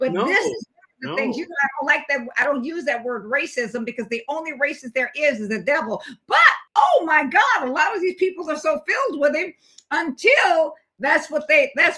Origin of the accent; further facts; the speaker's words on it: United States; I was born in the United States of America